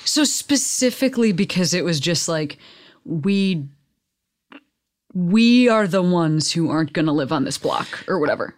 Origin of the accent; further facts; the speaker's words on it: Western Springs, Illinois, United States; moved away; I am from Western Springs